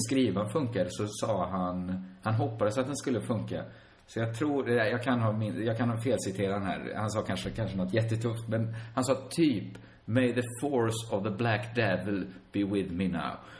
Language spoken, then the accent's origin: Swedish; Sweden; både du och jag är ju födda i Sverige och vi lever i Sverige